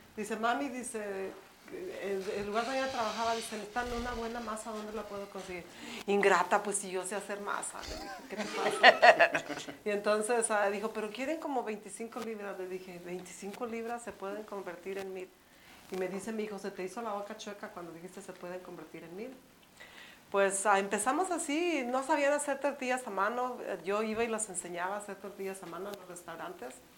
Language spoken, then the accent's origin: Spanish; Mexico City, Mexico; now in Phoenix, United States; tú y yo somos eh, pues, el DF, porque chilangos son los que vienen, nosotros somos capitalinas